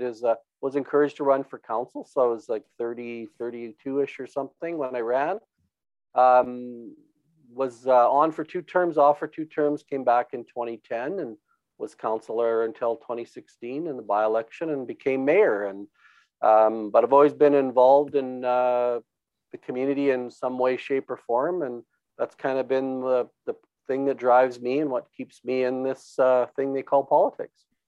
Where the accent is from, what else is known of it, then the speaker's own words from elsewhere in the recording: Brooks, Alberta, Canada; born and raised on a farm uh, here north of Brooks. Um, did all my schooling in the area